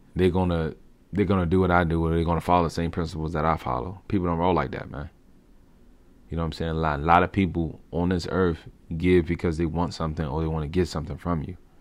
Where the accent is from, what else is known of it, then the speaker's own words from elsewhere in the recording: Washington, District of Columbia, United States; moved away as an adult; now in Maryland, United States; I was born and raised in Southeastern D C